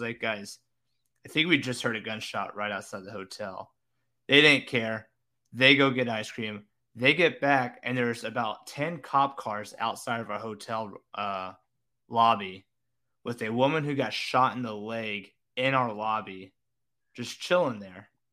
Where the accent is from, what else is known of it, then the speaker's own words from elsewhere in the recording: the South, United States; born and raised in the South, you learn to breathe humid air